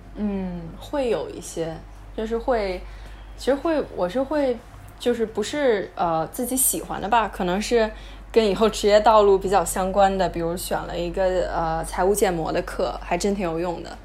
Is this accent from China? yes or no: yes; China; moved away as an adult; now in United States; 我当时其实出国之前就已经挺确定我还是想以后回国发展